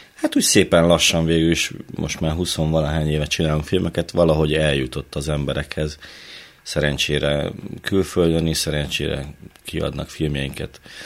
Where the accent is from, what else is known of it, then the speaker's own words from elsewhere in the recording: Hajdúnánás, Hajdú-Bihar, Hungary; Én a Hajdúságból, Hajdú Nánásról.